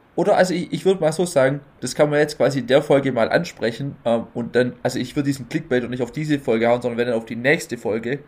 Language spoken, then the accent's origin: German; Neuffen, Baden-Württemberg, Germany; hier bei uns in Neufen im Kaff